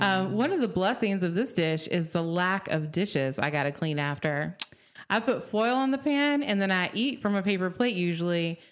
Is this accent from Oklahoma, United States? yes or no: yes; Oklahoma, United States; Growing up in Oklahoma